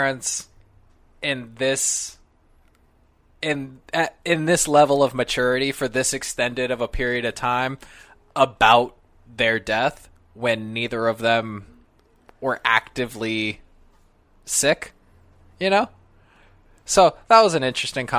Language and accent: English; Sacramento, California, United States; also born or lived in Las Vegas; now in New York, United States; I'm from Sacramento. I went back home, hung out with my parents for 4 months